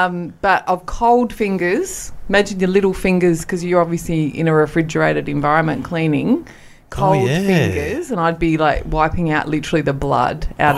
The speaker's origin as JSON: {"language": "English", "town": "Merredin", "region": "Western Australia", "country": "Australia", "tie": "born or raised there", "moved": "yes", "said": "So, rural Western Australia. Dad's family mainly grew up in Perth, in the suburbs of Perth, but I grew up in a little town called Meriden."}